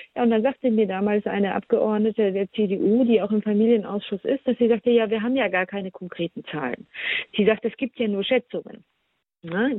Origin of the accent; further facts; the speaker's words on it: Germany; bei uns in Deutschland